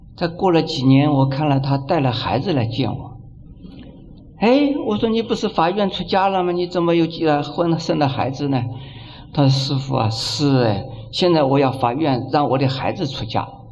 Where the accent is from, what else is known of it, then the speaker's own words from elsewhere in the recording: China; 我们中国人